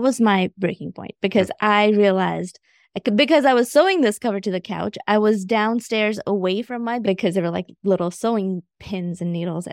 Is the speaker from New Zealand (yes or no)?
no; India; now in Augusta, United States; So I am a first generation immigrant. I moved from India back in 1995 straight to Augusta, Georgia.